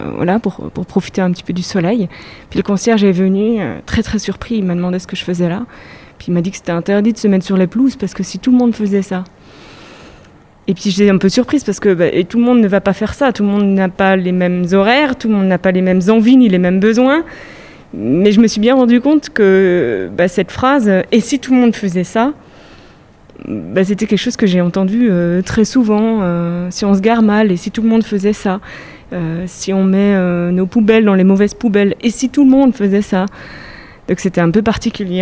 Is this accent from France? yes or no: yes; France; moved away as an adult; also born or lived in Germany; now in Switzerland; en tant que Française